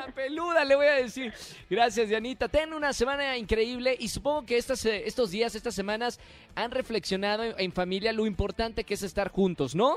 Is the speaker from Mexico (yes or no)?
yes; Monterrey, Nuevo León, Mexico